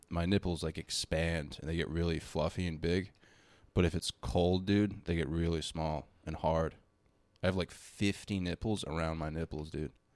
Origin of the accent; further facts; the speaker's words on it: Baltimore, Maryland, United States; moved away; also born or lived in Boston; I was born in Baltimore